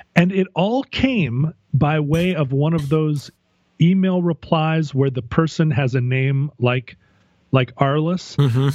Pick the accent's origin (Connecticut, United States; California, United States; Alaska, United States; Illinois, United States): Alaska, United States; growing up in Alaska